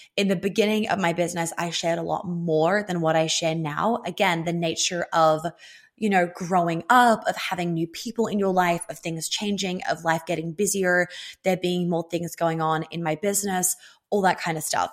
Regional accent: Australia; I'm Australian

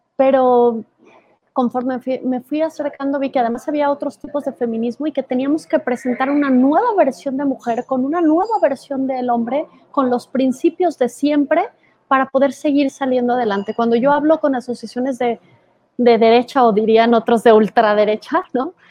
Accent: Guadalajara, Jalisco, Mexico; moved away; Guadalajara, de donde soy

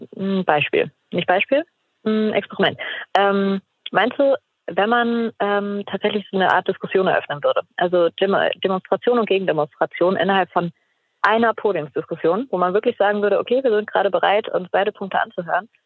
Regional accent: Mecklenburg-Vorpommern, Germany; Also ich komme aus Mecklenburg-Vorpommern und da waren wir ähm, dort im Landtag in Schwerin

